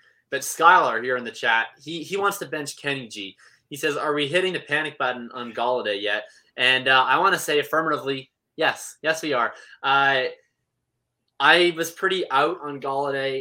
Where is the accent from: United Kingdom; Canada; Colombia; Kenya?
Canada; I'm from Canada